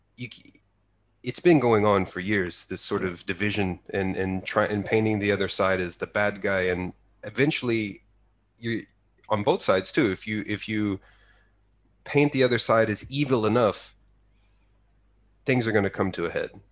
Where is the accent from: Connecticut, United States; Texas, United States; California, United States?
Texas, United States; near Waco; now in Japan; my hometown is about an hour's drive from Waco.